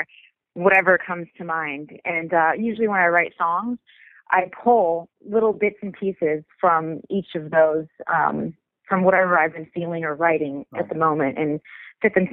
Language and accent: English; Detroit, Michigan, United States; I grew up in Detroit